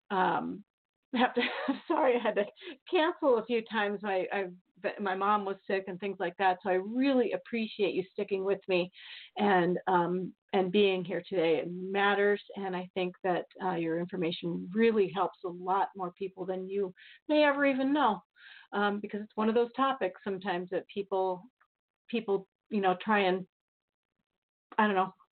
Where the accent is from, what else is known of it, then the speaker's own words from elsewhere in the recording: California, United States; now in Maine, United States; Yeah, and yeah, I'm from the Bay Area. I moved to Maine from there.